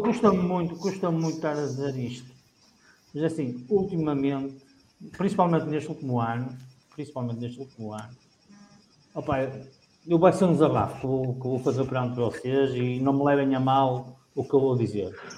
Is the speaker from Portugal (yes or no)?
yes; Guimarães, Norte, Portugal; now in Barcelos, Portugal; eu agora moro em Barcelona, mas eu sou de Guimarães